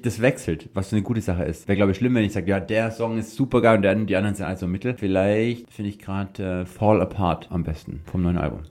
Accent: Swabia, Germany; ich bin ja Schwabe

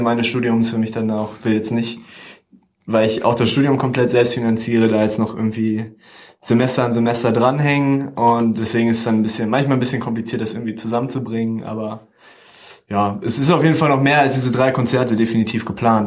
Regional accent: Celle, Lower Saxony, Germany; moved away as an adult; also born or lived in Hanover; Und wir kommen ursprünglich aus, aus Celle und gar nicht aus Hannover, sondern aus dem Zeller Umkreis

